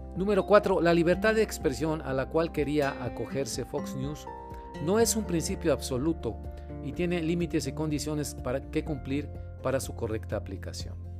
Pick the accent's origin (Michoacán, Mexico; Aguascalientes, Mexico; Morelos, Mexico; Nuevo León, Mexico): Nuevo León, Mexico; Monterrey; Yo soy periodista de Monterrey, México.